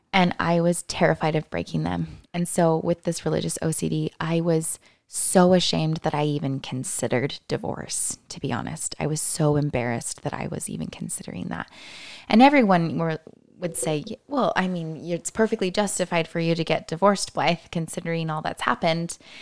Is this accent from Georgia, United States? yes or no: no; Lynnwood, Washington, United States; I was raised in the Seattle area, about twenty minutes north in the Linwood Stake